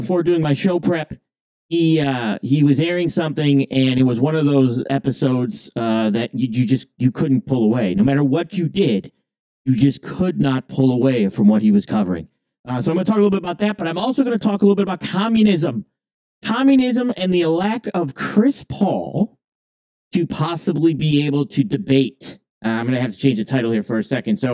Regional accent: Canada; I'm from Canadian

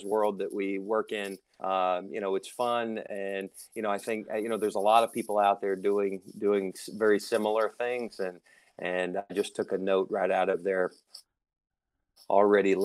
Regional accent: Tennessee, United States; now in New York, United States; I'm originally from Tennessee, the South.

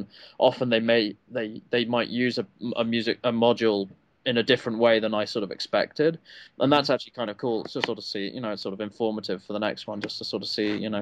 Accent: England, United Kingdom; We didn't have G.I. Joe in England when I was growing

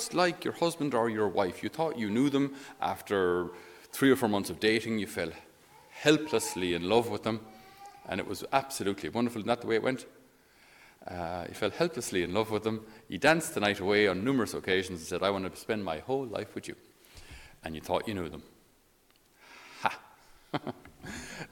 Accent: Ireland; we, being typically Irish

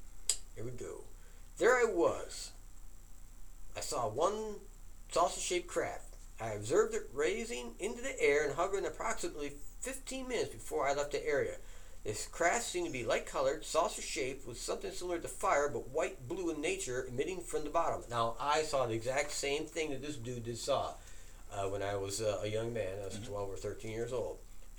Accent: Holler, West Virginia, United States; I was 8 years old visiting my grandparents' house in Holler, West Virginia, my hometown.

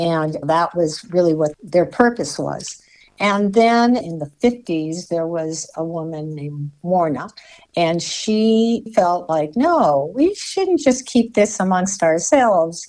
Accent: Hawaii, United States; I'm from Hawaii. I was born there. I grew up there.

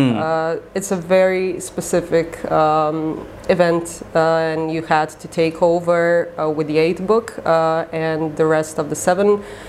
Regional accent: Croatia; also born or lived in Zagreb; because I'm from Croatia

